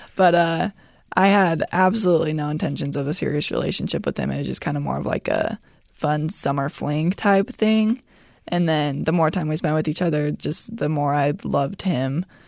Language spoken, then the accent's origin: English; Utah, United States; growing up in Utah